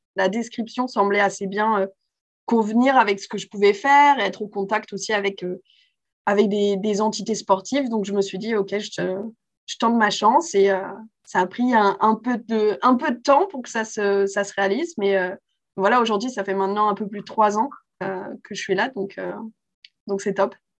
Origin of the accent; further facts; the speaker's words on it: Paris, Île-de-France, France; j'ai grandi euh, à Paris, euh, donc en France